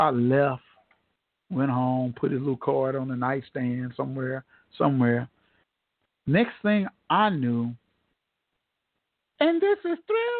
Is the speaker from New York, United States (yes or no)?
no; Tulsa, Oklahoma, United States; told them I'm from Tulsa, Oklahoma